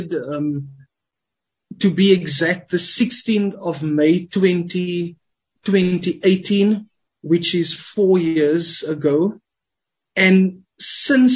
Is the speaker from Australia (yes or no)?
no; Cape Town, Western Cape, South Africa; I was born and raised in the Cape Flats